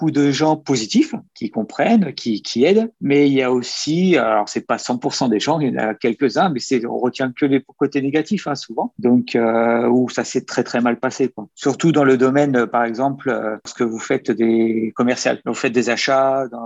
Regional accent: Bordeaux, Nouvelle-Aquitaine, France; moved away as an adult; now in Canada; j'ai 47 ans et j'arrive de France, plus particulièrement de Bordeaux, la région de Bordeaux. Je suis arrivé il y a un an, presque jour pour jour

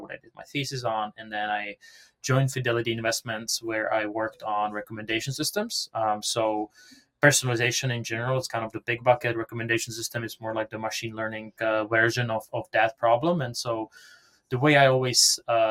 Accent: Prague, Czechia; English is a second language; moved away as an adult; now in United States; as you can hear from my accent, I'm not from around here. So I was born and raised in Prague, the Czech Republic, and came to the US around 2012

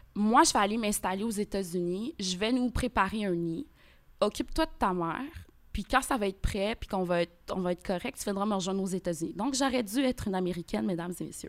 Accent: Quebec, Canada; also born or lived in Port-au-Prince, Haiti; je suis arrivée au Québec, j'avais deux ans. Donc, je suis née à Port-au-Prince

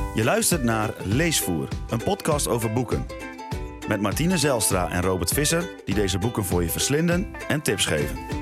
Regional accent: Groningen, Netherlands; moved away; also born or lived in Rotterdam; ik kom oorspronkelijk uit Groningen

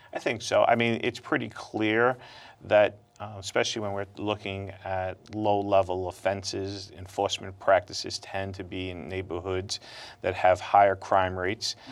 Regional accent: New York City, New York, United States; growing up in Brooklyn

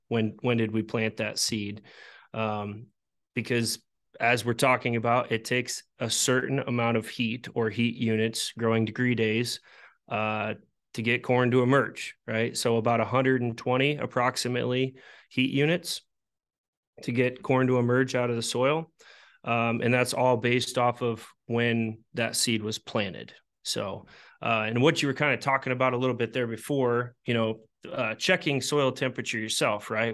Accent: Iowa, United States; I'm from Iowa

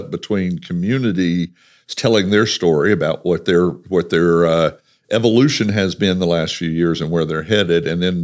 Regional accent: the South, United States; I'm Southern

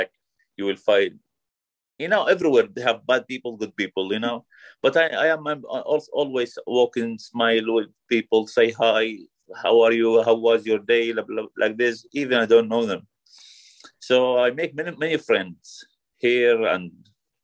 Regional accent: Iraq; English is a second language; moved away as an adult; now in United Kingdom; I'm from Iraq. Now I live in UK.

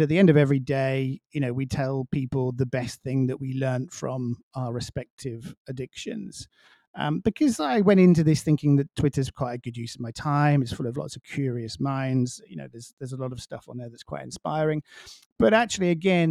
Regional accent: England, United Kingdom; now in Miami, United States; being English and coming from a small village

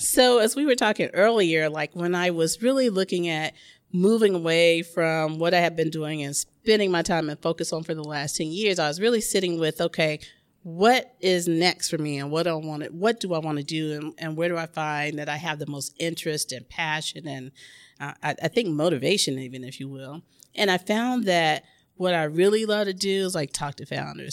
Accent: Memphis, Tennessee, United States; now in Oakland, United States; my hometown. which is Memphis, Tennessee

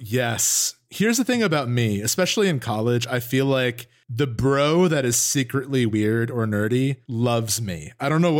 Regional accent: Northern New Jersey, United States; we're both from Northern New Jersey

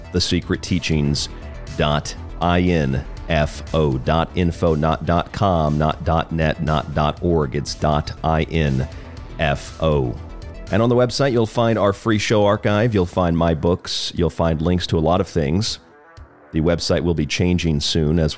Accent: Florida, United States; now in Arizona, United States; Florida, my home state, not too far from where I grew up

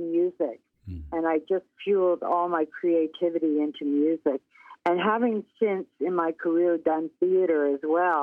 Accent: Windsor, Ontario, Canada; I grew up in Windsor, Ontario, of all places

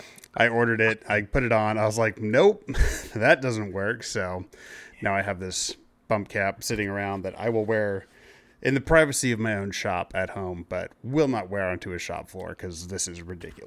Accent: Canada; It was, because, you know, I'm Canadian.

